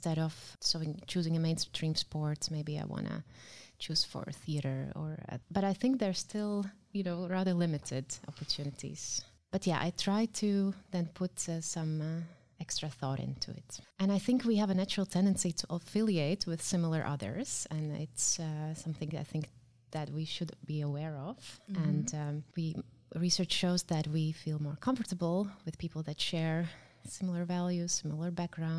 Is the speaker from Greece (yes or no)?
no; Latvia; moved away as an adult; now in Netherlands; I am from Latvia and I'm raising my child here in Netherlands